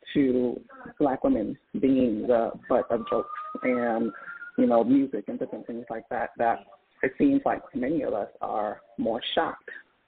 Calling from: Philadelphia, Pennsylvania, United States; Good morning. … I'm calling from Philadelphia.

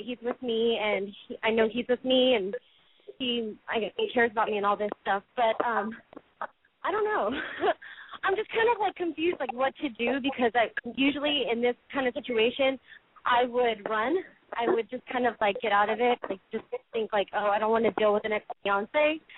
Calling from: Los Angeles, California, United States; I'm calling from Hollywood. I'm 28 years old.

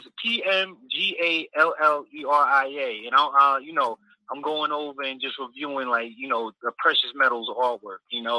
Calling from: New York, United States; This is … from NY.

